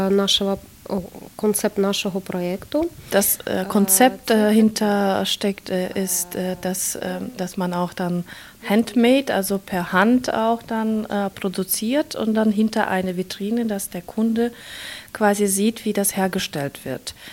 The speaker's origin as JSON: {"language": "German", "town": "Kharkiv", "region": "Kharkiv Oblast", "country": "Ukraine", "second_language": "German", "moved": "as an adult", "lives_now": "Germany", "said": "denn wir kommen aus Kharkiv äh, und äh, an der Grenze 20 Kilometer von Russland."}